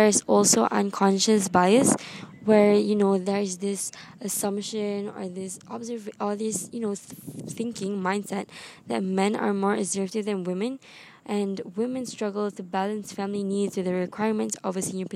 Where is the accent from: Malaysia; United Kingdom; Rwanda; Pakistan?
Malaysia; I come from Malaysia